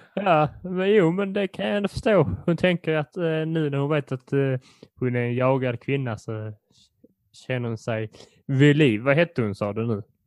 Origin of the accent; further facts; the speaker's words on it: Poland; jag som polack